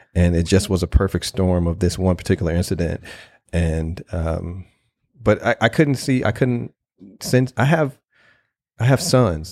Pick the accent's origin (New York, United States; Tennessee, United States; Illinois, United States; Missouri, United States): Missouri, United States; St. Louis; I grew up in North Saint Louis